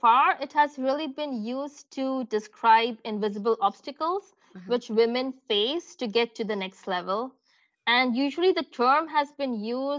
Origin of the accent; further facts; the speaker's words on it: India; moved away as an adult; also born or lived in Middle East / France / United States; now in Germany; coming from India